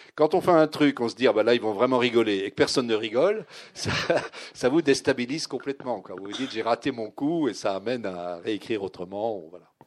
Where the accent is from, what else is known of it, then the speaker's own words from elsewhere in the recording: Vosges, southern Lorraine, Grand Est, France; also born or lived in Nancy; j'étais lorrain, mais je venais du sud de Lorraine. Je venais des Vosges.